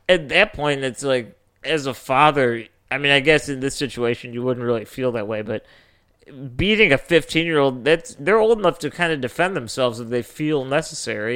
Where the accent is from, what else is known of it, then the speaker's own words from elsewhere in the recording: Northwest Indiana, United States; also born or lived in Chicago; I'm from, you know, Northwest Indiana